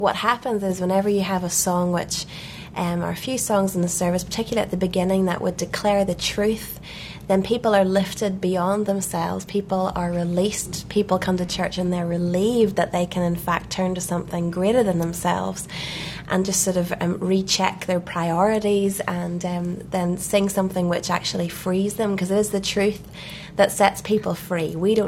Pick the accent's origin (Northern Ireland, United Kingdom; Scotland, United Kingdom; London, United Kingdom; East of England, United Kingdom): Northern Ireland, United Kingdom; Belfast; We're from Belfast, Northern Ireland.